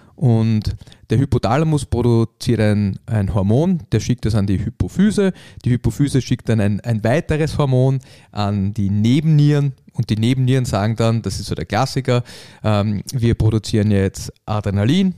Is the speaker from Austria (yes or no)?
yes; Vienna, Austria; wir haben halt diese Wiener Gemütlichkeit